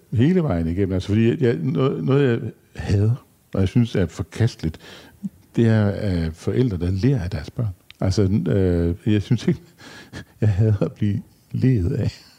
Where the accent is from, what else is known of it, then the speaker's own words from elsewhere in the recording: Skærbæk, Southern Denmark, Denmark; i Skærbæk, hvor jeg kommer fra